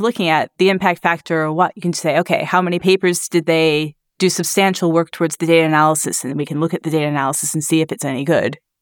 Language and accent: English; Grand Rapids, Michigan, United States; now in Glasgow, United Kingdom; I'm from Grand Rapids, Michigan